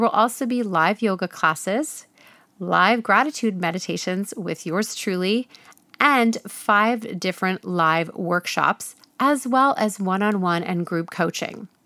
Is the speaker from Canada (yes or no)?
yes; Ontario, Canada; moved away as an adult; now in British Columbia, Canada; I'm from Ontario, and although I've never lived in Toronto